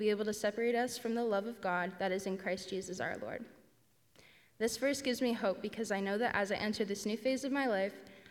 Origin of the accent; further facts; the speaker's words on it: Ancaster, Ontario, Canada; I grew up in Ancaster